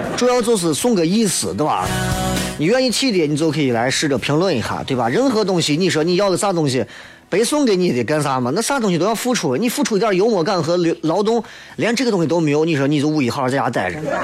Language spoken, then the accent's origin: Chinese; Shaanxi, China; 我作为一个陕西人